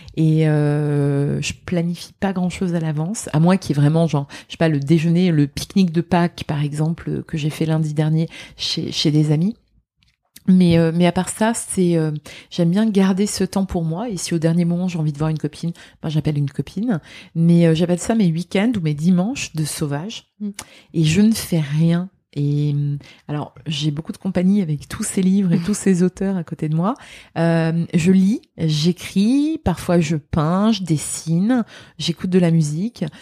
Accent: Lorraine, Grand Est, France; moved away; also born or lived in Dubai; je suis Lorraine.

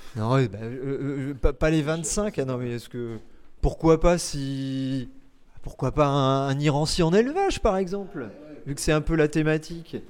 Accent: Paris, Île-de-France, France; en tant que Parisien

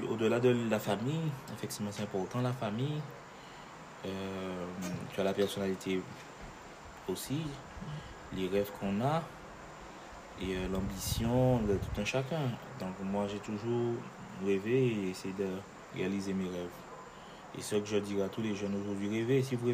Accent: France; on est français. Hein. Donc, euh, on est français

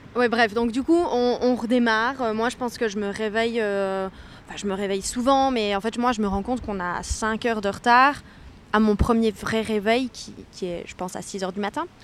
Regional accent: Liège, Wallonia, Belgium; de base, je suis liégeoise.

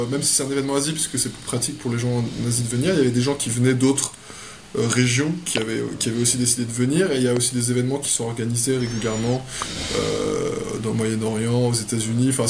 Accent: France; je suis né à Saint-Germain-en-Laye, j'ai habité, j'ai déménagé en France tous les trois ans. Donc, euh, et pendant toute ma jeunesse, euh, j'ai grandi en France.

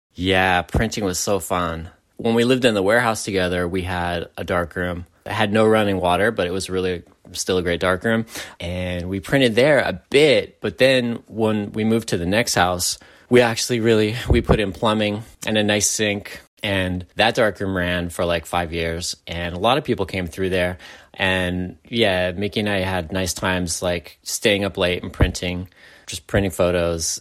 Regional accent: San Francisco, California, United States; growing up in San Francisco

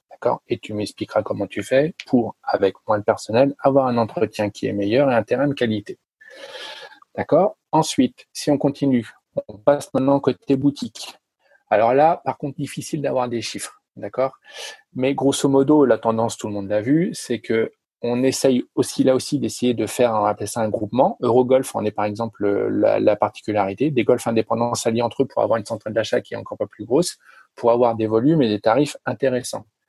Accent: France; je suis français

